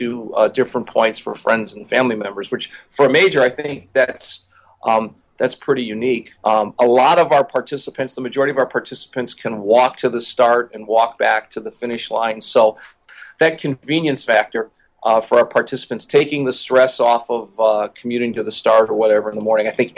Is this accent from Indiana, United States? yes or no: yes; Hammond, Indiana, United States; I'm from the Chicagoland area, just across the lake here in Hammond, Indiana, which is a neighbor of Chicago. So growing up, I always had a Chicago influence. I ran cross country and track as a young boy in Hammond